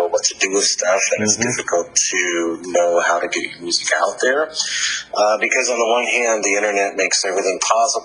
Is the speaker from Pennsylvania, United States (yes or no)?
no; Colorado Springs, Colorado, United States; Colorado Springs, Colorado.